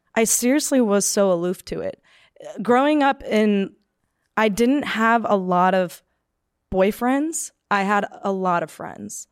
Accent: Palmdale, California, United States; I grew up in Palmdale, California, which is just, like, an hour north of Los Angeles

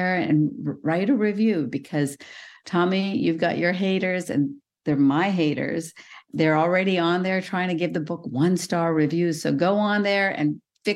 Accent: India; moved away; Well, I was born in India. I come from South Asia

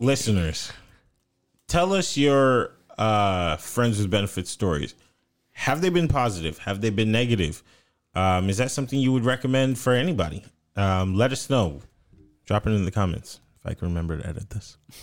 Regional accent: North Florida, United States; accent: country, twangy; I'm from Florida

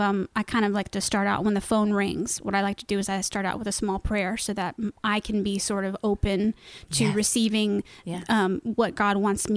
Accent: Broad Ripple, Indiana, United States; You know, it's a strange thing because I have lived in Broad Ripple my whole life.

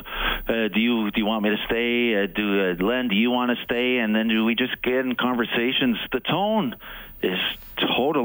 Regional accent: Montreal, Quebec, Canada; moved away as an adult; also born or lived in Toronto; now in Edmonton, Canada; I grew up in Montreal

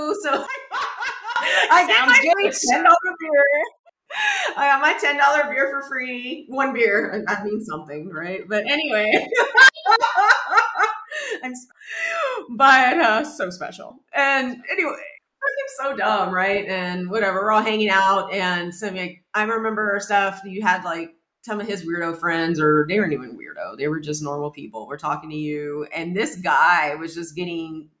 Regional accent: Texas, United States; moved away as an adult; now in New York, United States; That's how we grew up. You know, we're from Texas

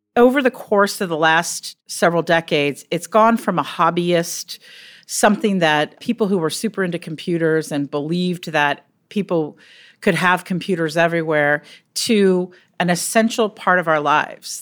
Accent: Silicon Valley, California, United States; I grew up in Silicon Valley.

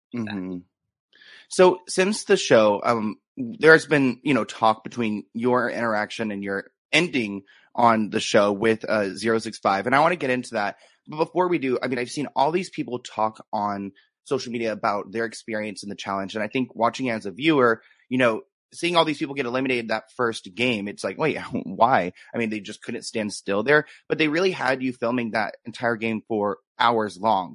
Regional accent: United States; born or raised there

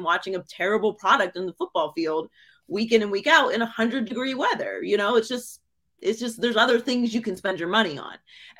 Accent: Pittsburgh, Pennsylvania, United States; moved away as an adult; also born or lived in Miami; now in Los Angeles, United States; I was born and raised in Pittsburgh.

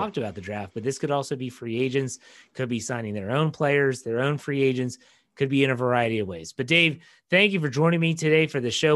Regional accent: West Virginia, United States; I'm from West Virginia

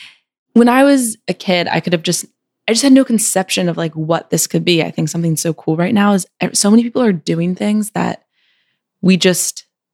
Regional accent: Maryland, United States; moved away as an adult; now in New York, United States; I was born and raised in Maryland. My mom still lives in the house that I grew up in, suburban Maryland, kind of between Baltimore and Annapolis.

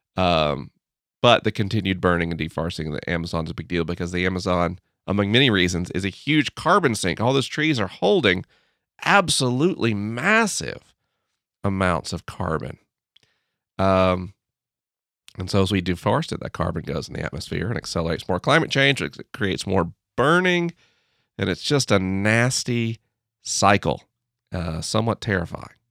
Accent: United States; As an American

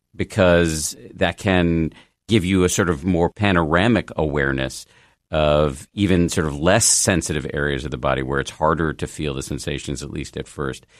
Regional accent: United States; as an American

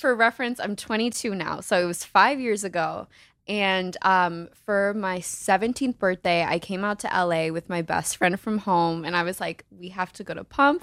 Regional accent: Naperville, Illinois, United States; from Naperville, Illinois

